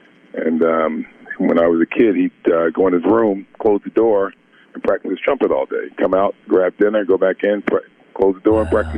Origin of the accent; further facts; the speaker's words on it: Newark, New Jersey, United States; We grew up in Newark, New Jersey. We both grew up in Newark, New Jersey.